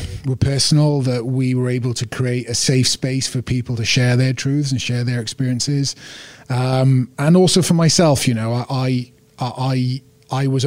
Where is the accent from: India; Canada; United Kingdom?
United Kingdom; Wales; all of us at times had been made to feel less than 100% Welsh because of the colour of our skin